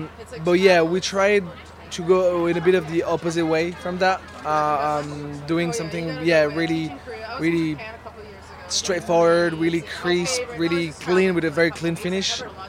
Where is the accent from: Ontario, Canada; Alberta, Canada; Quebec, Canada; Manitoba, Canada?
Quebec, Canada; Montreal; We tried to keep in mind that we're from, you know, we're from Montreal. We have like European backgrounds.